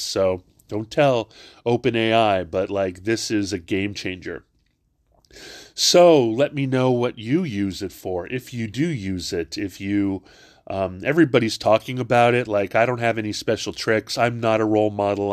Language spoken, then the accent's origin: English; Hawaii, United States; I'm not from Virginia. I'm from Hawaii.